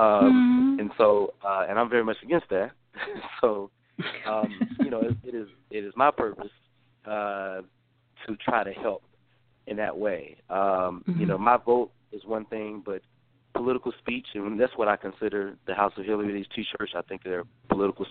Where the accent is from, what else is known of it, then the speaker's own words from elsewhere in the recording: North Carolina, United States; moved away as an adult; also born or lived in Atlanta, Georgia; now in Washington, D.C., United States; I am from the state of North Carolina originally, born and raised. However, I'm now a resident of Washington, D.C.